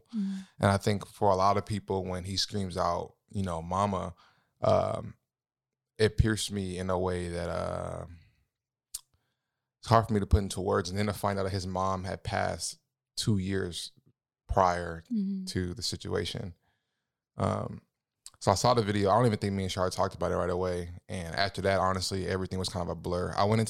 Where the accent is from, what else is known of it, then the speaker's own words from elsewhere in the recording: Los Angeles, California, United States; I think growing up in LA, like I'm originally from Los Angeles, California, as most of you guys know, and I've grew up around police brutality and the whole nine yards